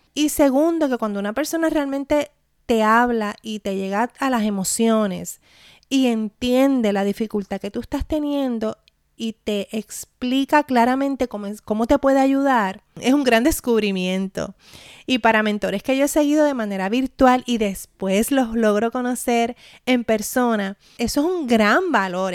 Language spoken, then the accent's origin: Spanish; Puerto Rico; mi experiencia como puertorriqueña